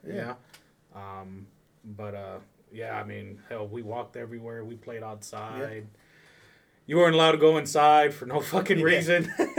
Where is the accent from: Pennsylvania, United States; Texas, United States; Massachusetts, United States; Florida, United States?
Florida, United States; Immokalee; also born or lived in Naples, Florida; the hometown's Immokalee, Florida. And I embraced the fuck out my culture. it was being brought up poor.